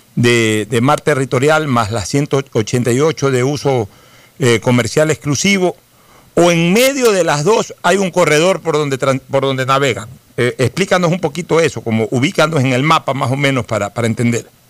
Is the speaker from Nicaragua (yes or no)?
no; Ecuador; Los ecuatorianos